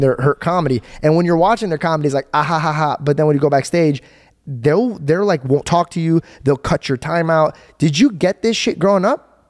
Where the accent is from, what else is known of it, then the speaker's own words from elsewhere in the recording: Arizona, United States; my hometown, Arizona